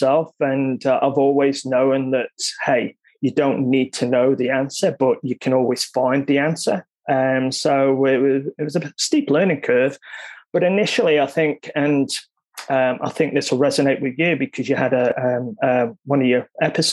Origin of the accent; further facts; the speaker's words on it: Isle of Man; moved away as an adult; now in Australia; I'm from the Isle of Man, which is a small island in the UK. And upon leaving school, I went into the finance industry.